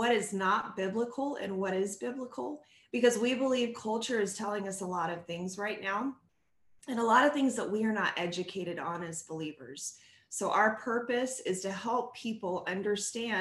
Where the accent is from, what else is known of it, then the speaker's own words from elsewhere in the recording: San Diego, California, United States; San Diego, California, where I grew up.